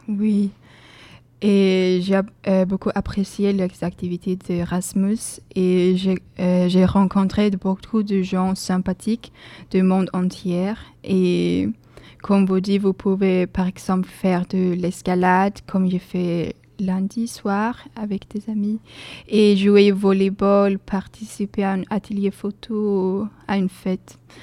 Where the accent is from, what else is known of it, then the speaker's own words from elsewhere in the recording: Sweden; French is a second language; moved away as an adult; now in Bordeaux, France; chez moi, en Suède